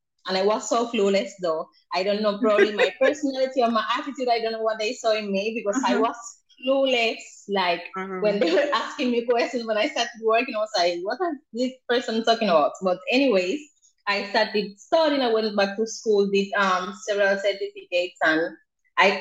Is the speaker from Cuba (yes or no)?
yes; Cuba; English is a second language; moved away as an adult; now in Jamaica; I'm originally from Cuba, where I did law